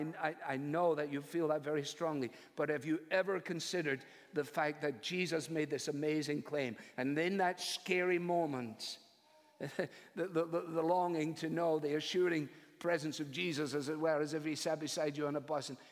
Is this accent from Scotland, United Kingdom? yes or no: yes; Scotland, United Kingdom; Eric Little was one of my heroes, I guess, as a Scottish boy.